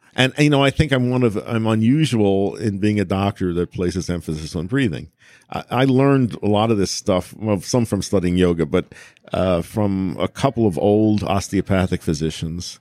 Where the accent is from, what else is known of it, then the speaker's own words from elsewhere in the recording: United States; an American